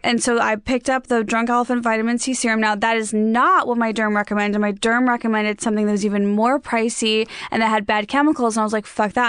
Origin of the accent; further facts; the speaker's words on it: Chicago suburbs, Illinois, United States; now in Los Angeles, United States; my hometown too. I'm from the Chicago suburbs